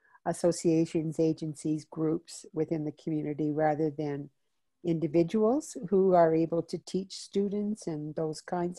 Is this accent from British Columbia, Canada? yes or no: no; Calgary, Alberta, Canada; I'm from Calgary, Alberta.